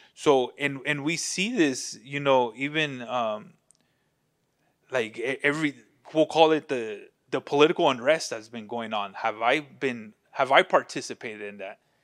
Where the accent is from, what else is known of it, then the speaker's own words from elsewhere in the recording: United States; especially as in American culture